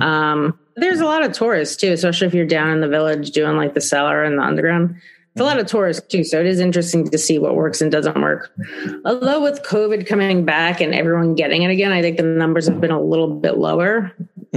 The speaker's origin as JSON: {"language": "English", "town": "New York City", "region": "New York", "country": "United States", "said": "I'm from the Bronx, and the Bronx is pretty shitty"}